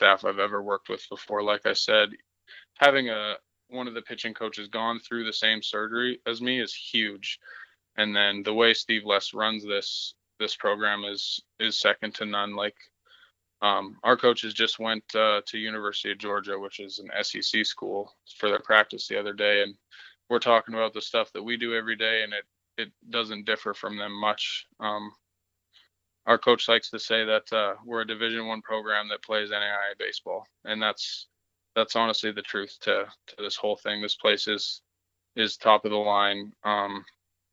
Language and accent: English; Beaumont, Alberta, Canada; I grew up playing in Beaumont.